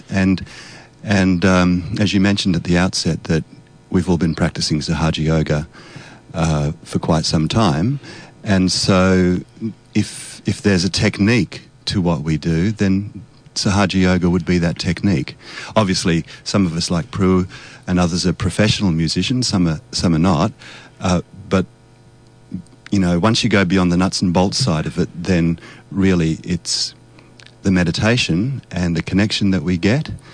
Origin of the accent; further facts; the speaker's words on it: Australia; my background is Polish. My parents are both Polish, so I grew up in Australia, and so I can speak Polish